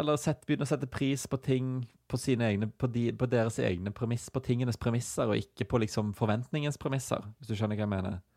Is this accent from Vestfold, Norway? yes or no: no; Stavanger, Rogaland, Norway; nabolaget vårt eh, hjemme på Hinna utenfor Stavanger